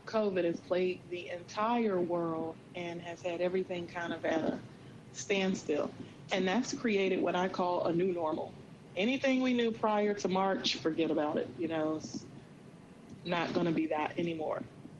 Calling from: North Carolina, United States; I am actually in the Outer Banks of North Carolina. I live in Virginia Beach, but I took a mental break.

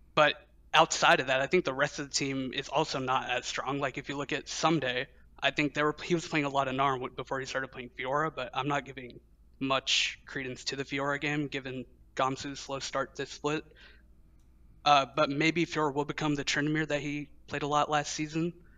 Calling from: Louisville, Kentucky, United States; I'm calling from Louisville, Kentucky

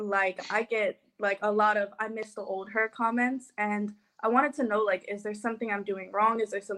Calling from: Los Angeles, California, United States

